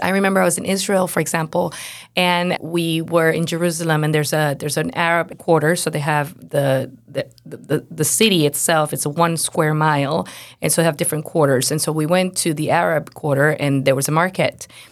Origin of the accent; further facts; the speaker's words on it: Venezuela; moved away; I was born and raised in Venezuela, so I grew up in Venezuela, and my parents are missionary, were missionaries.